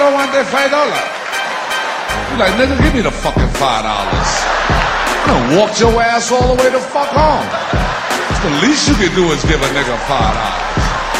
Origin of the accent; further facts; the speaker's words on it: Brooklyn, New York, United States; I love people from Brooklyn. I'm from Brooklyn, shit.